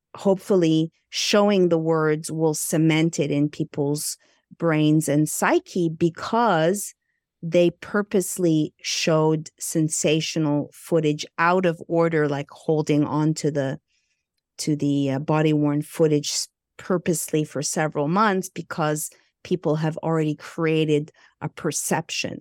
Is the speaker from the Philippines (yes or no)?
no; Montreal, Quebec, Canada; moved away as an adult; also born or lived in Burbank, United States; I hail from Montreal, Canada. I'm Egyptian Greek.